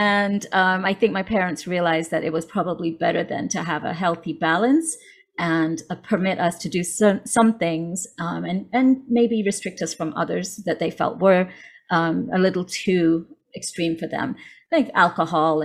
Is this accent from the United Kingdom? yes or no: yes; United Kingdom; moved away as an adult; also born or lived in Ajmer, Rajasthan, India; now in Los Angeles, United States; My parents moved to the UK when I was two, which is where I grew up and did my education